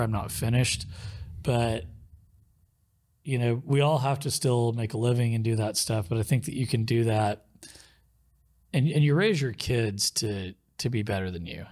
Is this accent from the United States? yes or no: yes; Muskogee, Oklahoma, United States; also born or lived in Tulsa, Oklahoma; where I grew up in Muskogee, um, we didn't have cable 'cause I lived out in a rural area